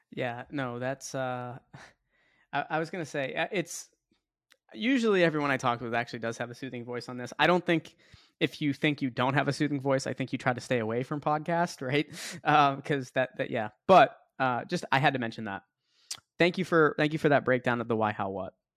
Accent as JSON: {"language": "English", "town": "Boston", "region": "Massachusetts", "country": "United States", "moved": "as an adult", "lives_now": "Tampa, United States", "said": "I'm from Boston, so I was out in Boston"}